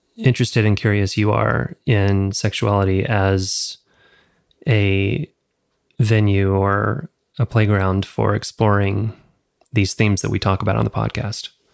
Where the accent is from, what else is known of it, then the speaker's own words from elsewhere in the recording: the South, United States; growing up in the South